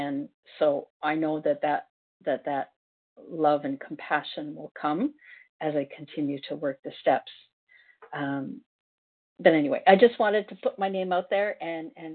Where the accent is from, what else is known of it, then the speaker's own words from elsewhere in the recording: Ontario, Canada; moved away as an adult; also born or lived in South Korea / Northwest Territories; now in Cape Breton Island, Canada; I'm from Ontario, and I'm now in Cape Breton Island. I moved here by myself for work